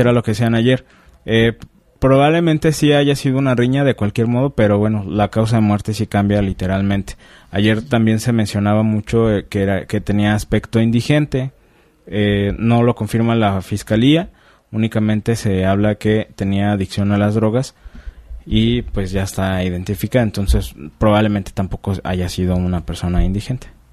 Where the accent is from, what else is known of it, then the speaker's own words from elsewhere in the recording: Mexico; como mexicanos